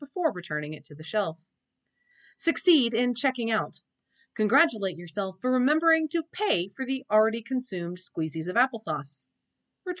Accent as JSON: {"language": "English", "region": "Oklahoma", "country": "United States", "tie": "born or raised there", "said": "I grew up in Oklahoma, a weird hybrid of the Midwest and the South."}